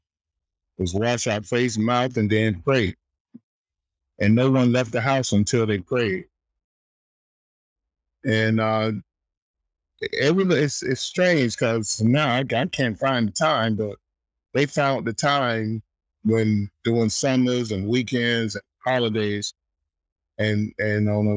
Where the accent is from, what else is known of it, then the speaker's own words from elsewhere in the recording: South Florida, United States; I grew up in South Florida